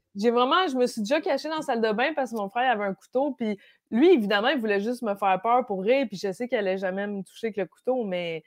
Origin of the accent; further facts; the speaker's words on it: Brossard, Quebec, Canada; also born or lived in Lac-Simon, Outaouais; J'ai, j'ai grandi à Brossard